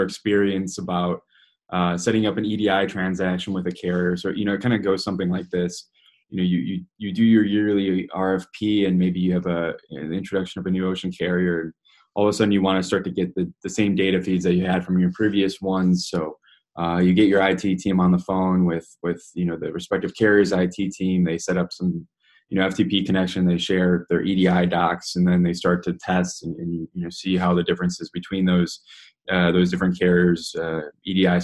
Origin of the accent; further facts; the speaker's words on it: Chicago, Illinois, United States; moved away as an adult; also born or lived in Copenhagen / Netherlands; I'm originally from Chicago